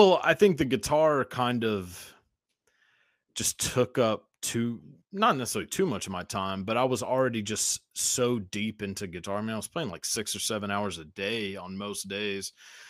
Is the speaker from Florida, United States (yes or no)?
no; outside of Dallas, Texas, United States; I grew up in Texas, outside of Dallas.